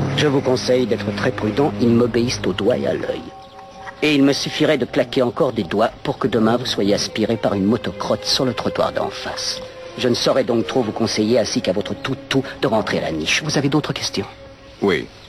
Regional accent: Belgium; par chez nous en Belgique

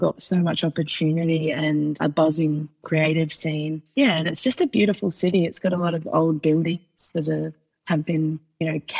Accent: Port Pirie, South Australia, Australia; also born or lived in Adelaide; I grew up 2.5 hours north of Adelaide, actually, in a town called Port Pirie. And that was my childhood

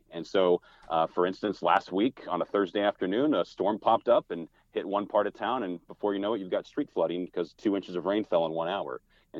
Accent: Texas, United States; also born or lived in College Station, Texas; now in Houston, United States; Sure. Well, I'm a fourth generation Texan, so I have some deep Texas roots, and went to school at Texas A&M.

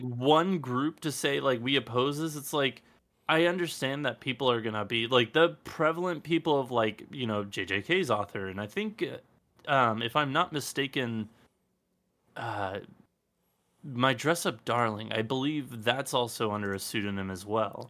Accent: Los Angeles, California, United States; born and raised in Los Angeles

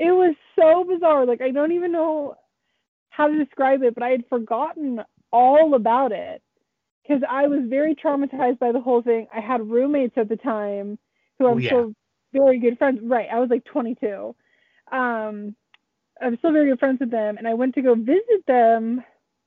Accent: San Francisco, California, United States; now in Siskiyou County, United States; I am originally from the San Francisco Bay Area

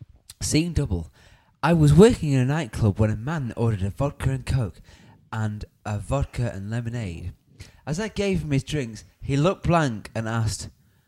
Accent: Dudley, West Midlands, United Kingdom; I'm lovely from Dudley.

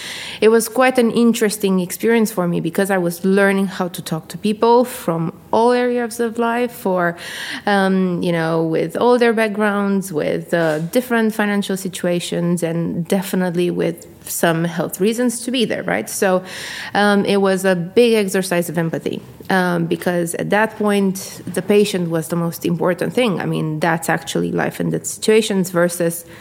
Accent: Constanța, Constanța County, Romania; moved away as an adult; also born or lived in United States; now in United Kingdom; I am from a country called Romania in Eastern Europe, from a city at the sea. It's called Constanța

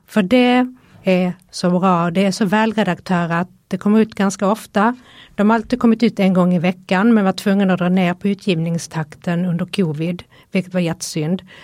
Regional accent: Helsingborg, Skåne, Sweden; now in Stockholm, Sweden; kommer ju från Helsingborg

